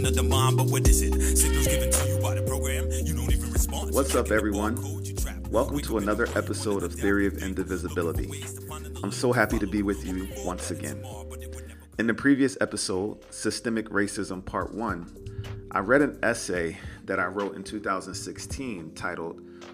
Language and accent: English; Philadelphia, Pennsylvania, United States; moved away as an adult; also born or lived in Wilkes-Barre, Pennsylvania / Metro Atlanta, Georgia; While growing up in Philadelphia, I attended a school in the heart of West Philadelphia